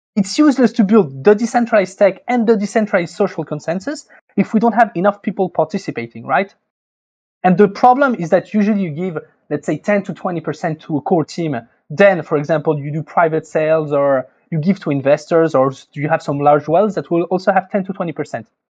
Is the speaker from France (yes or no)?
yes; France; accent: French; English is a second language; I'm French, as you can, I guess, can probably hear with my accent.